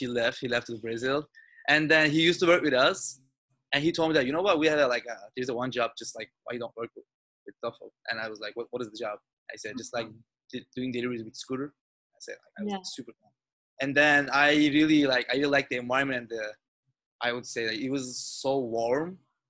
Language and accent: English; Turkey; now in Westwood, United States; But I came from Turkey like 1 year ago.